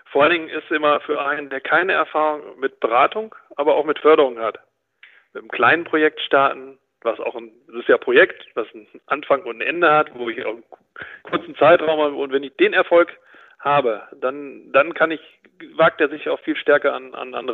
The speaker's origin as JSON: {"language": "German", "region": "North Rhine-Westphalia", "country": "Germany", "said": "Und ich komme ja aus Ostwestfalen, man sieht ja vielleicht auch den kleinen Hermann"}